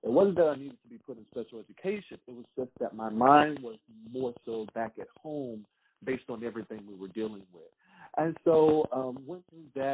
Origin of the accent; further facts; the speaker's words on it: Harrison, Mississippi, United States; I'm a born and raised country boy from Mississippi